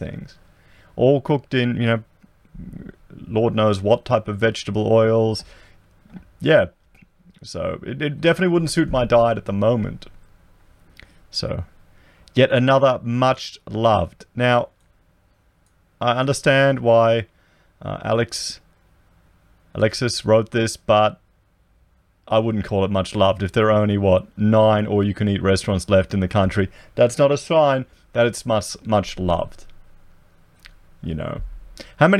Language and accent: English; Coldstream, Victoria, Australia; I remember being a child in the 80s, growing up in Victoria. We were out at Coldstream, near Dandenong and Lilydale